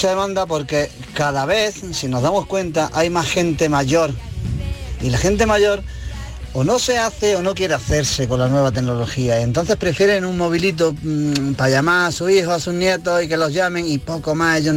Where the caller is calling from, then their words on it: Granada, Andalusia, Spain; Buenas tardes, soy … de Granada.